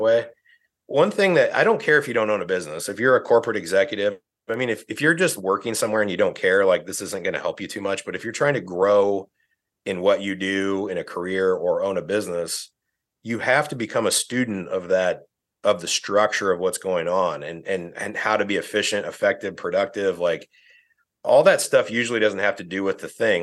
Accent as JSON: {"language": "English", "region": "northern Indiana", "country": "United States", "tie": "born or raised there", "said": "I grew up in Indiana, northern Indiana"}